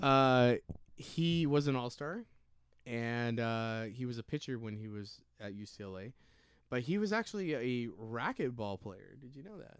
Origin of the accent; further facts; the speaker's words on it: Rialto, California, United States; we are from SoCal. And we, me and Bosky went to Eisenhower High School